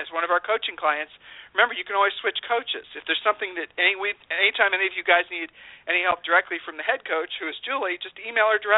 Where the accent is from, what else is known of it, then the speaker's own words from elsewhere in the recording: Columbus, Ohio, United States; we grew up in Columbus, Ohio